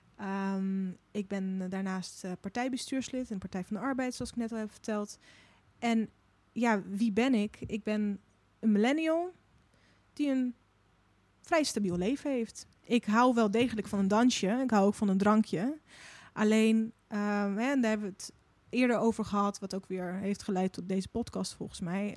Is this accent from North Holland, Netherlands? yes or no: no; Moordrecht, South Holland, Netherlands; moved away as an adult; also born or lived in Russia; now in Utrecht, Netherlands; ik ben dus eh, op mijn zevende hier naartoe gekomen. En toen heb ik tot mijn achttiende in een dorpje genaamd nou, Moordrecht gewoond